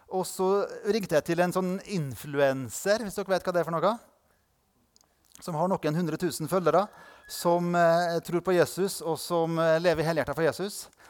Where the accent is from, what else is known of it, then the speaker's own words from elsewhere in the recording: Indre Nordmøre, Møre og Romsdal, Norway; der jeg kommer fra, på Indre Nordmøre, der har vi to lokalaviser.